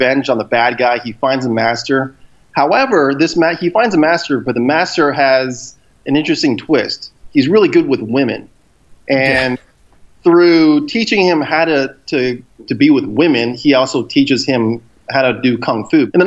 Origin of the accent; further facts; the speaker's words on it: Houston, Texas, United States; I'm from Houston, Texas